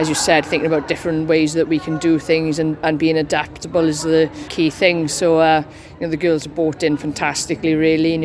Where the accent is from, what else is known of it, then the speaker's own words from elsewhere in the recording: Wales, United Kingdom; as Welsh girls we are